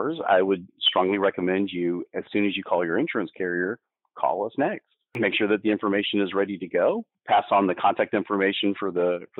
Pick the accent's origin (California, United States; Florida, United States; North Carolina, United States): Florida, United States; I was born in Florida. I didn't ask to be born in Florida. It is my environment.